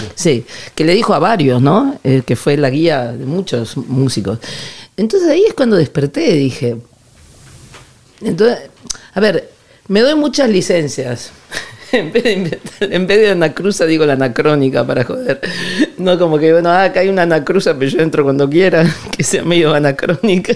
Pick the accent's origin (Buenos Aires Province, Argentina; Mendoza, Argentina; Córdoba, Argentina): Buenos Aires Province, Argentina; Ciudad Jardín Lomas del Palomar; now in San Lorenzo de El Escorial, Spain; yo sé de Ciudad Jardín Lomas del Palomar